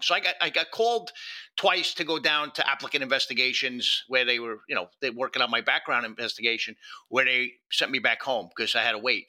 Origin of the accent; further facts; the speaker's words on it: New York City, New York, United States; moved away as an adult; also born or lived in Yonkers, New York / New Jersey / Phoenix, Arizona; now in Northern Virginia, United States; I'm a Bronx kid. You know, I, I lived in the Bronx and Yonkers for 40 of my years on this planet